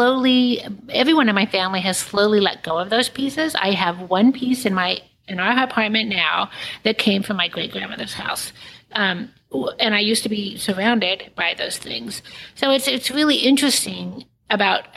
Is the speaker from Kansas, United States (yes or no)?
yes; Kansas, United States; now in New York City, United States; I live in New York City now, but I grew up in Kansas